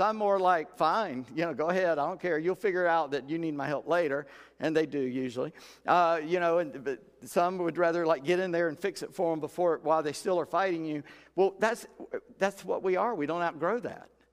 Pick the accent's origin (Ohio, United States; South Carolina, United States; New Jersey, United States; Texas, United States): South Carolina, United States; Charleston; I'm from Charleston